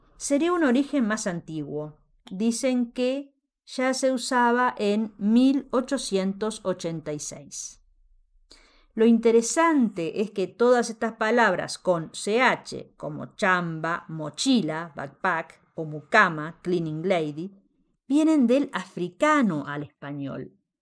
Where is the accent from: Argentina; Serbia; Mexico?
Mexico; En México también decimos